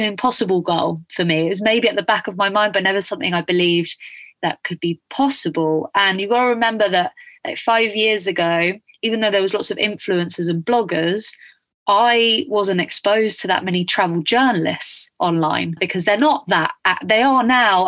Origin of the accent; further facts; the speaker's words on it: Spain; moved away; I grew up in Spain